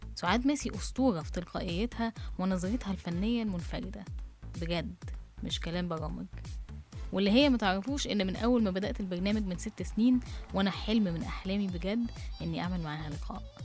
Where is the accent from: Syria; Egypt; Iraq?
Egypt; احنا مصريين بنستسهل القاف